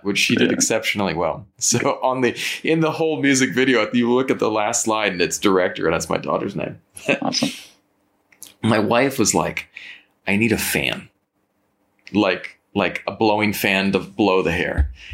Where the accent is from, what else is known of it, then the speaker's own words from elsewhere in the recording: Napa Valley, California, United States; moved away; I'm from the Napa Valley. I, I grew up in the Napa Valley.